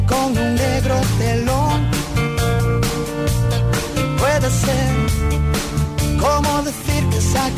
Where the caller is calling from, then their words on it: Ciudad Real, Castilla-La Mancha, Spain; Hola, Tony. Soy …, de Ciudad Real.